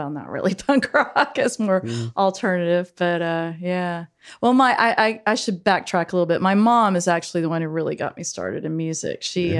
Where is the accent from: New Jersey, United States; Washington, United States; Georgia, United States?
Georgia, United States; Brunswick; also born or lived in St. Simons Island, Georgia; I grew up in Brunswick.